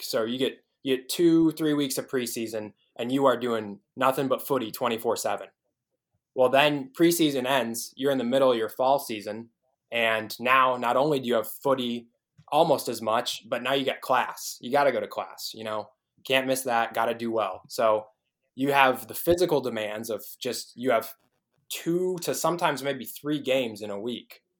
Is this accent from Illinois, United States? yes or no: yes; Illinois, United States; moved away as an adult; also born or lived in Des Moines, Iowa; now in Iowa City, United States; I grew up in Illinois